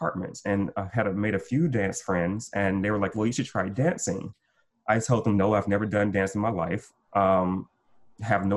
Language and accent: English; Gulf Coast, United States; I'm from the Gulf Coast, so we lost our house, we lost everything